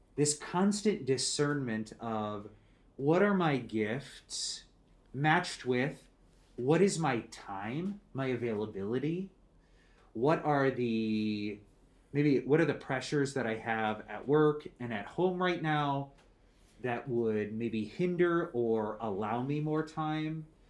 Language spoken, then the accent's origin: English; Becker, Minnesota, United States; I grew up in Minnesota